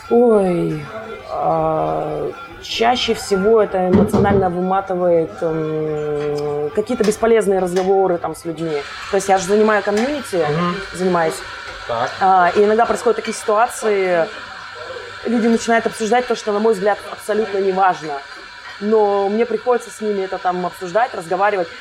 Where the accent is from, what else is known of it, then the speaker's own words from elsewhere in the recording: Kostomuksha, Republic of Karelia, Russia; moved away as an adult; now in Saint Petersburg, Russia; я родилась в маленьком городочке под названием Костомукша